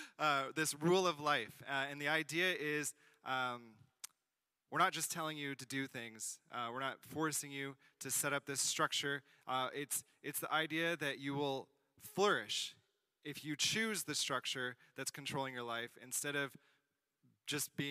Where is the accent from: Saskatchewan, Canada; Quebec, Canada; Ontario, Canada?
Quebec, Canada; South Shore, greater Montreal area; I'm from the South Shore area, kind of greater Montreal area